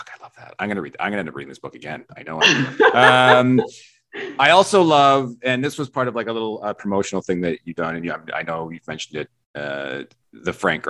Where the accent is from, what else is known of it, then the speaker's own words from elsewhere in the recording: Vancouver Island, British Columbia, Canada; I was born on the West Coast. I was born in Vancouver Island, so I'm born in the water too.